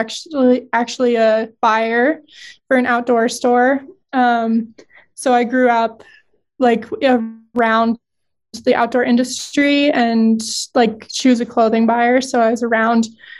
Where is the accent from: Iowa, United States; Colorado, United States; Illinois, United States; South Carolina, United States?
Colorado, United States; Fort Collins; I grew up in Fort Collins